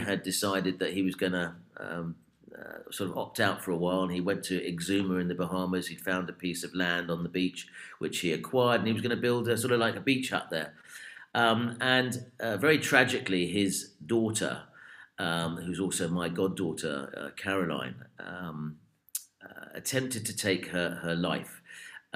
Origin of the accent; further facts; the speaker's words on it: United Kingdom; we are British